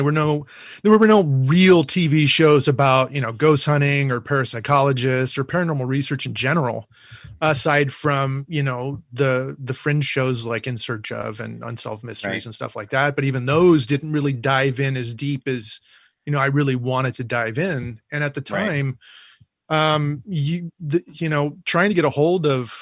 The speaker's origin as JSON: {"language": "English", "town": "Whittier", "region": "California", "country": "United States", "tie": "born or raised there", "said": "my hometown of Whittier"}